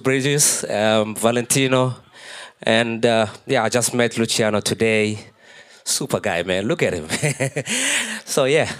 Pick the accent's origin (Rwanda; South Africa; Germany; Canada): South Africa; Pretoria, Gauteng; I'm a Pretoria guy. You know, I come from Pretoria.